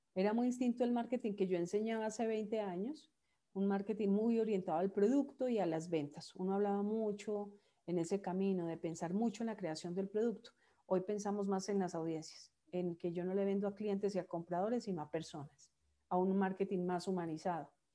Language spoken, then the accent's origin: Spanish; Manizales, Caldas, Colombia; moved away; yo soy de Manizales. Manizales es una ciudad pequeña de 400 mil habitantes en el centro del país.